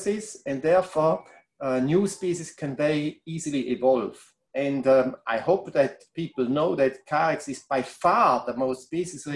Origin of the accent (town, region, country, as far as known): Switzerland; English is a second language; moved away as an adult; also born or lived in Bangor, Wales